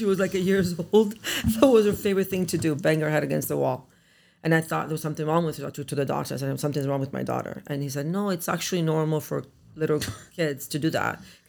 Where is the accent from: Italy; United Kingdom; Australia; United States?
Italy; Calabria; moved away; I'm from Italy, Calabria. I was born there.